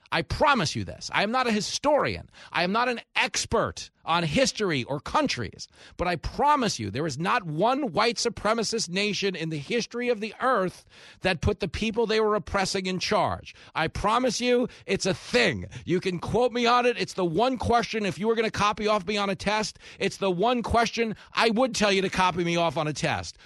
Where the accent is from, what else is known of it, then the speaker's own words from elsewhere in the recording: Levittown, New York, United States; we grew up in Levittown